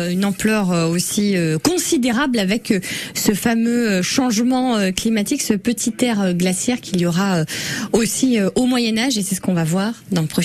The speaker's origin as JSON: {"language": "French", "area": "Côte-d'Or", "region": "Bourgogne-Franche-Comté", "country": "France", "said": "ici chez nous en Côte d'Or"}